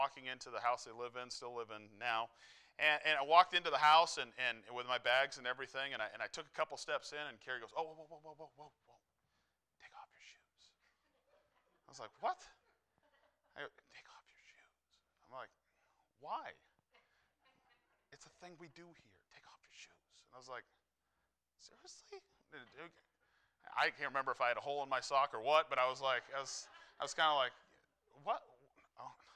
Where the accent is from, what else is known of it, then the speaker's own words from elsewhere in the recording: New Hampshire, United States; moved away as an adult; now in Iowa, United States; I grew up in New Hampshire